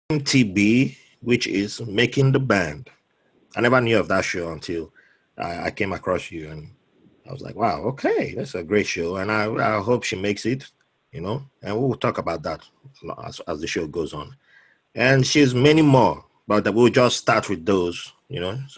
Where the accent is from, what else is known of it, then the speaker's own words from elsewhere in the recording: Jos, Plateau, Nigeria; moved away; also born or lived in Benin City; I have a Ghanaian background, but I, am okay. I was, I was born in Jos.